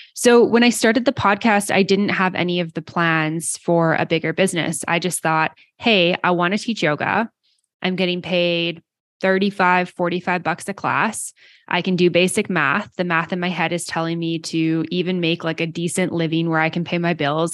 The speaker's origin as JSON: {"language": "English", "country": "Canada", "said": "I'm Canadian"}